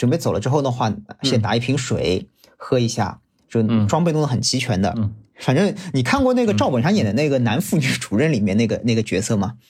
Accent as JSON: {"language": "Chinese", "region": "Shanghai", "country": "China", "accent": "Shanghainese", "said": "我们上海话"}